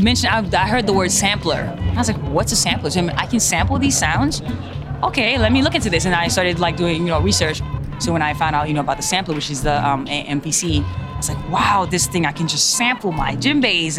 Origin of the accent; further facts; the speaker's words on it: Haiti; I'm from Haiti, born and raised. Where I grew up is Bizoton Secantois.